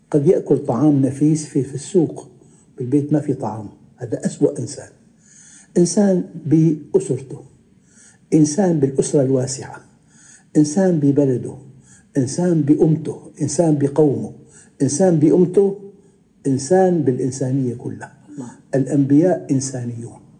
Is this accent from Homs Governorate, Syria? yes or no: no; Damascus, Damascus Governorate, Syria; كنت مرة أنا في المغرب وعدت إلى بلدي دمشق سابقا